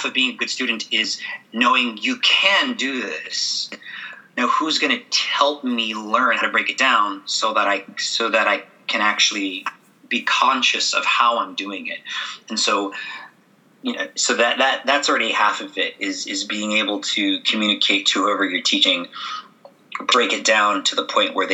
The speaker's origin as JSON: {"language": "English", "town": "San Francisco", "region": "California", "country": "United States", "tie": "born or raised there", "also_born_or_lived": "Santa Maria, California / New York", "moved": "as an adult", "said": "I'm probably going to teach in San Francisco, where my hometown"}